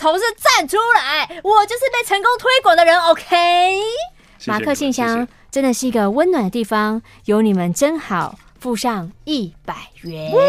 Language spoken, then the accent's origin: Chinese; Keelung, Taiwan; ，好想吃泡泡冰哦。